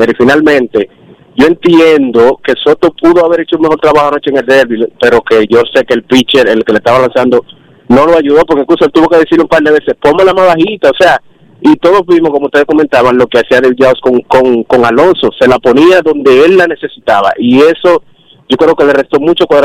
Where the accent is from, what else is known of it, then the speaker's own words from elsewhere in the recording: Samaná, Dominican Republic; now in Santo Domingo, Dominican Republic; Eh, yo soy de Samaná, pero vivo en la capital.